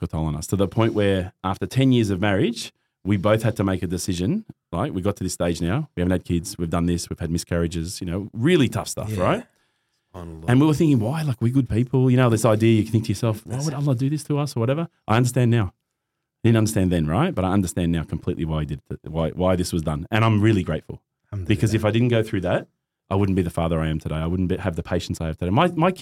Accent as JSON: {"language": "English", "town": "Christchurch", "region": "Canterbury", "country": "New Zealand", "tie": "born there", "said": "born in New Zealand, right? Born in Christchurch."}